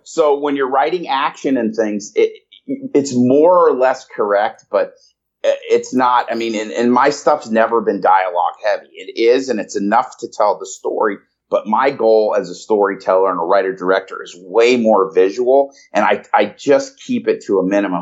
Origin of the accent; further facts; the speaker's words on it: Denver, Colorado, United States; moved away as an adult; also born or lived in Chicago / San Diego; now in Los Angeles, United States; I was born in Chicago and I grew up in Denver, uh, Colorado, in the suburbs